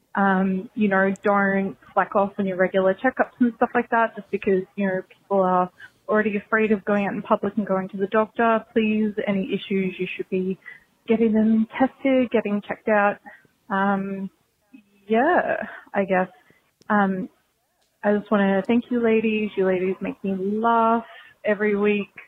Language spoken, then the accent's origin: English; Australia; accent: Australian; now in Brisbane, Australia; if you can't already tell from my accent, I'm Australian.